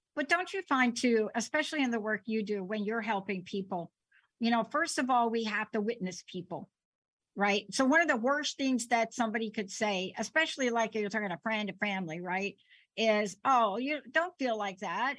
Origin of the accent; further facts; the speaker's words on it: New York City, New York, United States; I'm a kid from the Bronx.